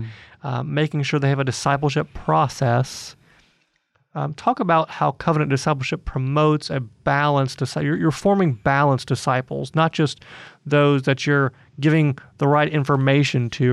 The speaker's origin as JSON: {"language": "English", "town": "Atlanta", "region": "Georgia", "country": "United States", "tie": "born or raised there", "said": "in Atlanta, uh, my hometown"}